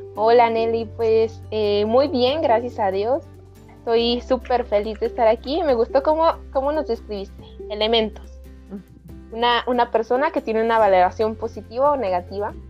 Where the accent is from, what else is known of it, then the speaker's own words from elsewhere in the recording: Durango, Mexico; soy de, de Durango, acá del norte